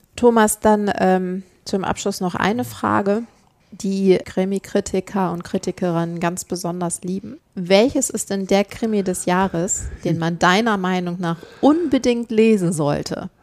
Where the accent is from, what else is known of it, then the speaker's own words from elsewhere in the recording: Northern Germany, Germany; Ich bin Norddeutsche